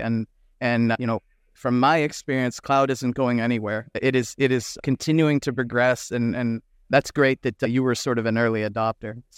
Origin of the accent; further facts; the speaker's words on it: United States; as an American